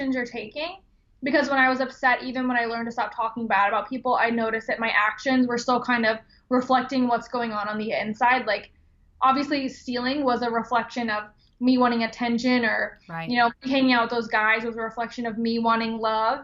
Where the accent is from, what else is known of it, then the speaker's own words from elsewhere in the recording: Georgia, United States; moved away as an adult; now in Ohio, United States; where I grew up in Georgia